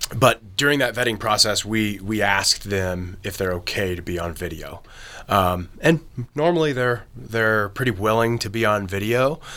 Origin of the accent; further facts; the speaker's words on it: Kentucky, United States; I'm from Kentucky, but I did my internship at Marshall University.